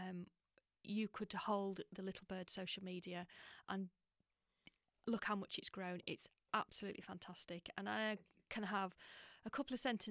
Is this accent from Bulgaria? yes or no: no; Ripon, Yorkshire and the Humber, United Kingdom; born or raised there